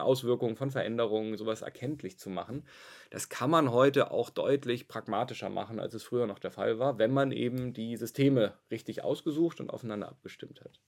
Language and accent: German; Hamburg, Germany; also born or lived in Kiel; ich bin gebürtiger Hamburger, bin nach mhm. Kiel gezogen, habe da studiert